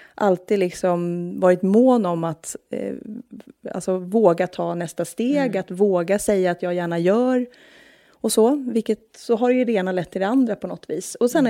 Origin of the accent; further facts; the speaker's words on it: Norrköping, Östergötland, Sweden; moved away as an adult; now in Stockholm, Sweden; Jag är från Norrköping